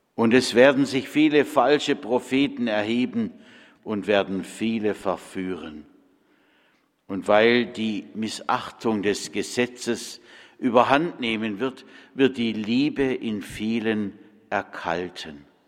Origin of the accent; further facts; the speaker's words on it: Bad Friedrichshall, Baden-Württemberg, Germany; moved away; In meiner Heimat in Bad Friedrichshall-Kochendorf